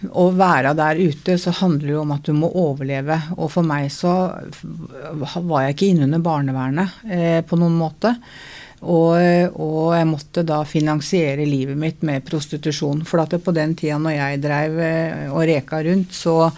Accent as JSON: {"language": "Norwegian", "region": "Oslo", "country": "Norway", "said": "jeg er fra Møllergata"}